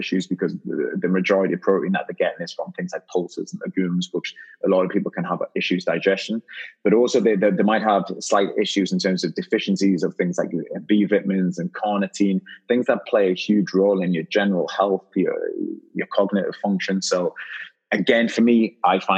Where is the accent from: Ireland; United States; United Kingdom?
United Kingdom; Newcastle upon Tyne, North East England; now in London, United Kingdom; I live in London, but I'm from Newcastle, and Newcastle is known for its partying